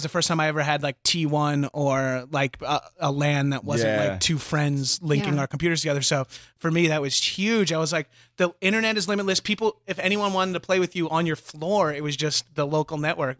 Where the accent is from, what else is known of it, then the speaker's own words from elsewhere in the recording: Long Island, New York, United States; moved away as an adult; I grew up in Long Island, New York, or on Long Island, as we say.